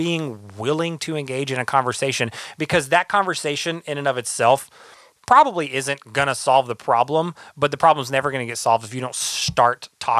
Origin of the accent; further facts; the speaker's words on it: the South, United States; now in Los Angeles, United States; I grew up in the South